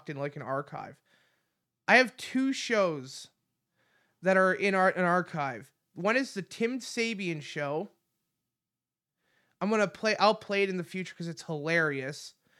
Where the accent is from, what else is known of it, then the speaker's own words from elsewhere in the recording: Canada; I'm Canadian